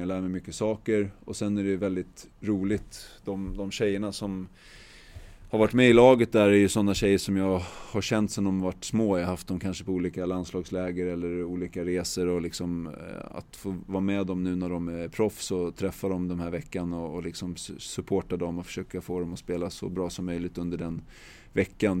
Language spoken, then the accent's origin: Swedish; Täby, Stockholm County, Sweden; jag är uppvuxen i, i Ela gård i Täby som ligger norr om Stockholm